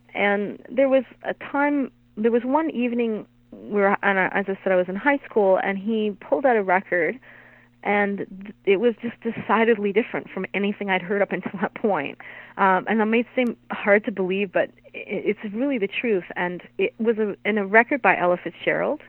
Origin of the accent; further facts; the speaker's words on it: Hamilton, Ontario, Canada; I'm from Hamilton